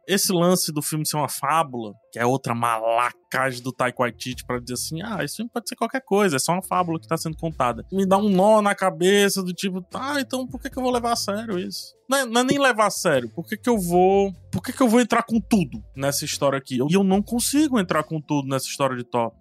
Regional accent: Ceará, Brazil; eu sou cearense

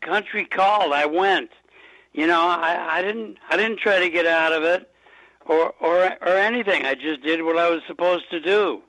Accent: Los Angeles, California, United States; moved away as an adult; also born or lived in Manhattan, New York; now in Rochester, United States; Well, yeah, I grew up in Los Angeles. I was born in Manhattan, New York, and when my dad and Dean Martin started doing movies together, we moved out to Los Angeles. So I lived there, you know, until I was in my 40s, I guess.

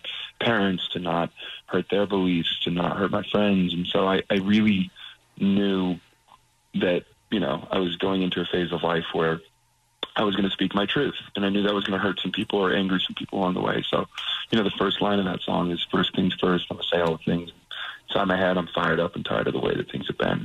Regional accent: Las Vegas, Nevada, United States; also born or lived in Utah; And I was raised in Las Vegas. That's my hometown

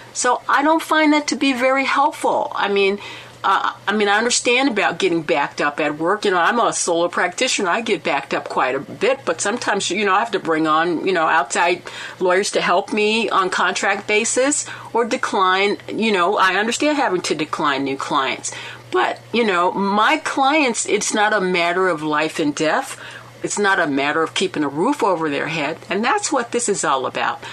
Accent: Alameda County, California, United States; California, my uh, my hometown, my Alameda County

